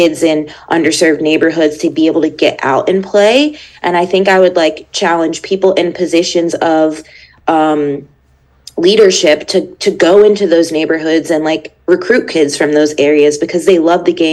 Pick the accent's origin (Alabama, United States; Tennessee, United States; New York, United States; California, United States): New York, United States; Long Island; moved away; growing up on Long Island